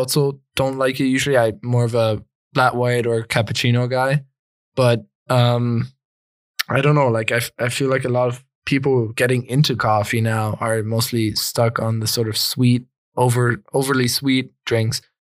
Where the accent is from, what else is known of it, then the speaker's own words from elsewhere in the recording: Florida, United States; moved away; I, I lived there, I, I grew up in Florida